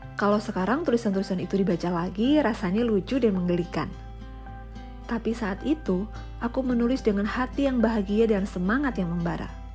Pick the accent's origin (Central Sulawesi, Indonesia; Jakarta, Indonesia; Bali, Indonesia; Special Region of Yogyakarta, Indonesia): Special Region of Yogyakarta, Indonesia; Yogyakarta; moved away; Aku lahir dan besar di kota Gudeg, Yogyakarta, tapi sekarang tinggal berpindah-pindah kota bersama keluarga